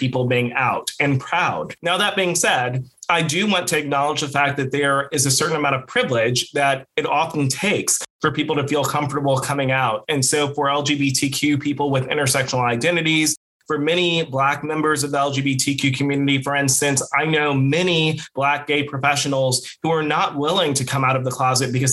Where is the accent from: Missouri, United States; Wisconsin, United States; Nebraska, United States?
Missouri, United States; St. Louis; I grew up in St. Louis, Missouri